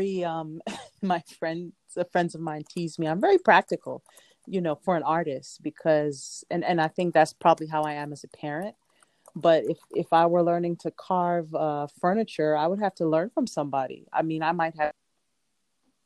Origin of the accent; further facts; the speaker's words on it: New York City, New York, United States; also born or lived in Jamaica; now in Brooklyn, United States; I was born in Jamaica and I grew up in Southeast Queens